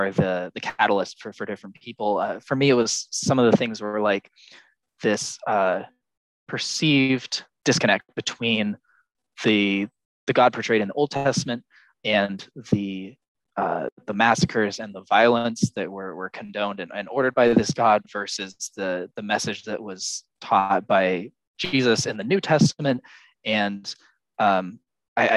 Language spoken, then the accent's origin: English; United States; also born or lived in Texas; I currently live in Texas. I'm American